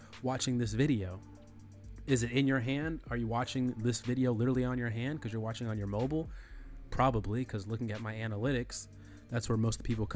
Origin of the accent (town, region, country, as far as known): United States